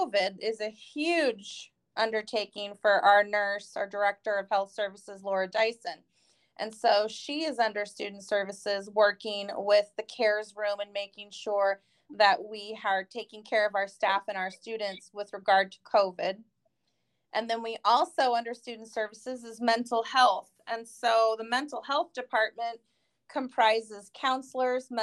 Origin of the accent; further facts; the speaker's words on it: Northern California, United States; moved away as an adult; I'm from Northern California originally